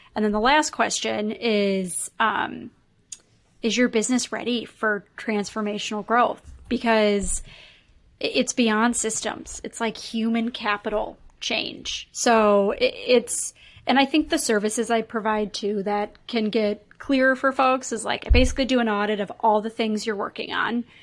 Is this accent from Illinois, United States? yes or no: yes; Chicago, Illinois, United States; now in Minneapolis, United States; I'm based in Minneapolis, but I'm from Chicago.